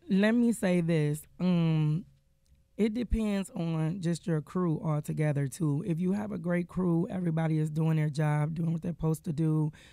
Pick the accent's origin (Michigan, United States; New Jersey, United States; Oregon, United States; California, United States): Michigan, United States; Detroit; I am born and raised in Detroit, Michigan.